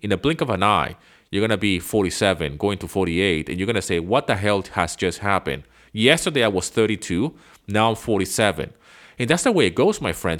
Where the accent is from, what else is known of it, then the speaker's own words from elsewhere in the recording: Venezuela; English is a second language; moved away; I grew up in Venezuela